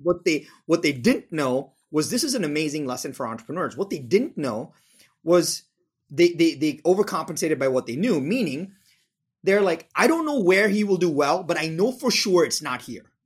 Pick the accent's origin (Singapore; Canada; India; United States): India; moved away; I'm from India.